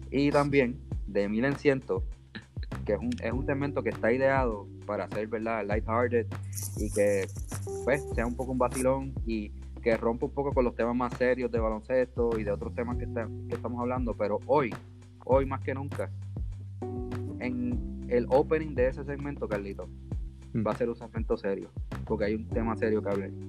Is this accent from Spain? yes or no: no; Bayamón, Puerto Rico; born or raised there